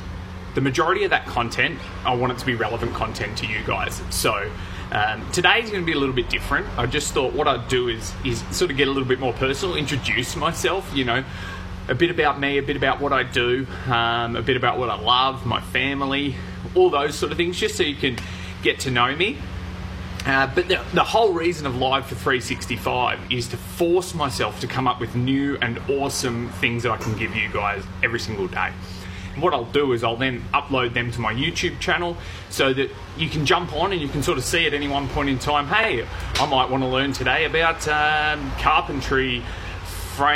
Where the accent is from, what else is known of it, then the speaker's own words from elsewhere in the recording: Gold Coast, Queensland, Australia; moved away as an adult; now in Townsville, Australia; I grew up on the Gold Coast, and I only just moved away for the first time, actually, about 6 months ago, when I moved up to Townsville